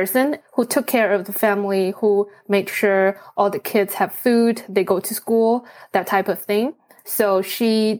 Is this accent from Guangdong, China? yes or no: no; Wenzhou, Zhejiang, China; English is a second language; moved away; My family is from a city called Wenzhou. It's in Zhejiang province. It's south to Shanghai. Now with the high-speed train, it will take me about 4 hours from my hometown to get to Shanghai